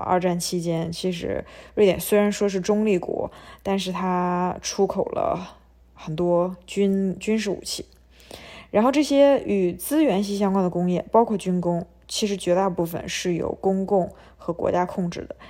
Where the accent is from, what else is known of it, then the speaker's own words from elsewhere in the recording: China; 我们中国人